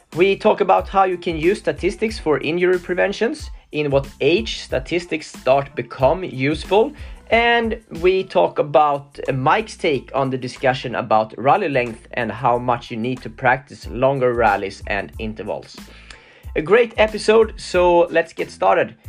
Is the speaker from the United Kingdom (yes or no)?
no; Sweden; I'm from Sweden